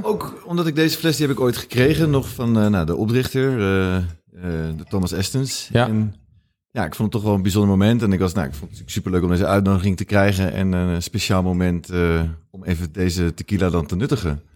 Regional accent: Rotterdam, South Holland, Netherlands; moved away as an adult; also born or lived in Amsterdam; ik kom uit Rotterdam

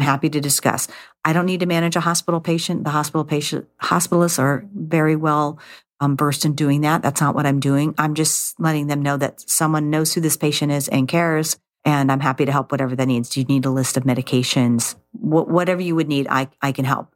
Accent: California, United States; I grew up in California

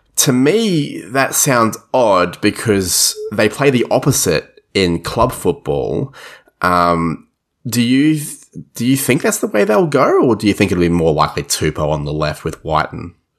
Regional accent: Queensland, Australia; as a Queenslander

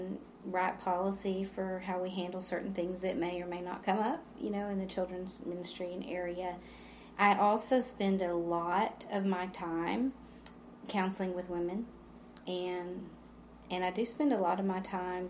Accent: San Angelo, Texas, United States; moved away as an adult; I grew up in San Angelo, but I never attended church at Johnson Street until 2004. We moved back to San Angelo

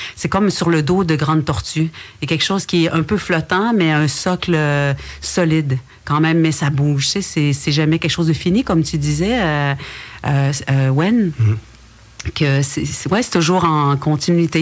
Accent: Wendat community, Quebec, Canada; first language French; le matrimoine matériel et immatériel de chez nous

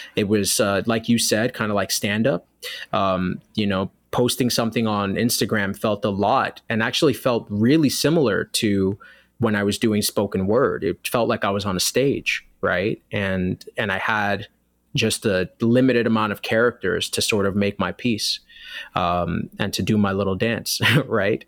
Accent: New York City, New York, United States; I was born and raised in New York City in an area of the Bronx

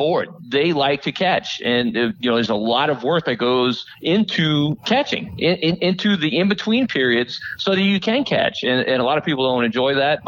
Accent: South Louisiana, United States; I'm from South Louisiana

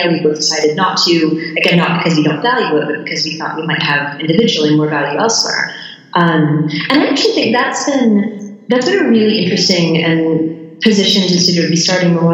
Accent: United States; So, you know, I'm, of course, I'm American

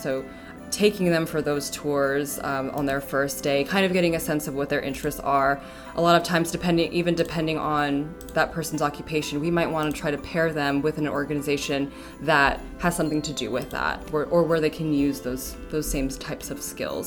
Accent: Ventura County, California, United States; moved away; I'm actually originally from Ventura County, California

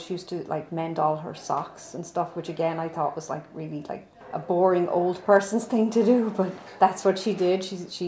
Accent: Dublin, Leinster, Ireland; now in Westchester, United States; I'm from Dublin, Ireland

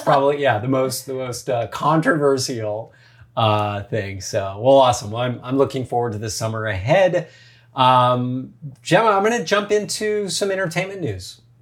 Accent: United States; also born or lived in Santa Monica / San Francisco; growing up in the States

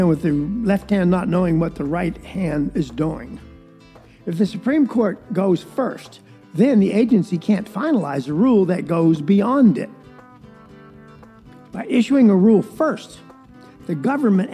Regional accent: Valdosta, Georgia, United States; moved away; I was raised in South Georgia, a place called Valdosta that is really a swamp

